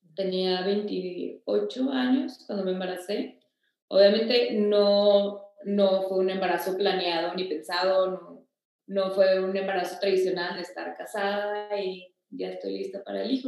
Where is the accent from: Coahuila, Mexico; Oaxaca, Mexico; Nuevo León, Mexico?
Coahuila, Mexico; Torreón; yo nací en Torreón el 16 de junio